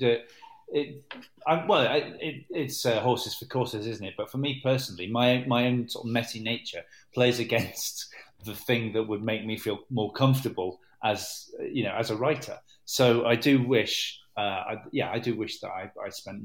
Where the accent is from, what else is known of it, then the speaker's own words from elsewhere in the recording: Manchester, North West England, United Kingdom; also born or lived in Cardiff / Hackney; I was brought up in Manchester